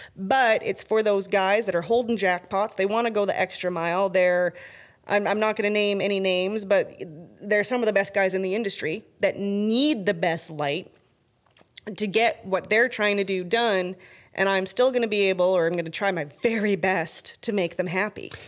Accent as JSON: {"language": "English", "region": "Alberta", "country": "Canada", "moved": "yes", "lives_now": "Texas, United States", "said": "I'm from Alberta"}